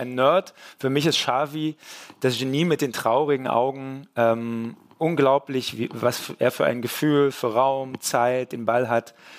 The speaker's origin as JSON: {"language": "German", "region": "East Germany", "country": "Germany", "said": "ich bin ja ein Ossi"}